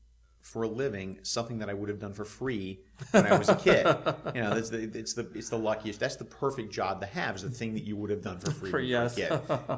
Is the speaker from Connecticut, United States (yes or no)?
no; Alabama, United States; I'm from Alabama. Okay. Grew up in the Deep South